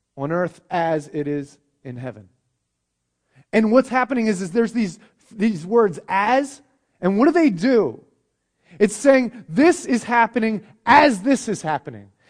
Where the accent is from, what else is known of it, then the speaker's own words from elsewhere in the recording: United States; I'm an American